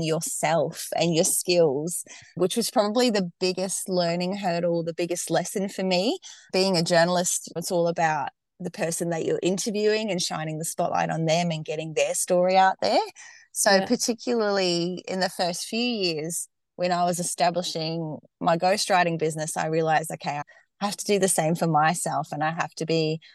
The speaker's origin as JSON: {"language": "English", "country": "Australia", "accent": "Australian", "said": "I'm based in Australia, if you couldn't tell from my accent already"}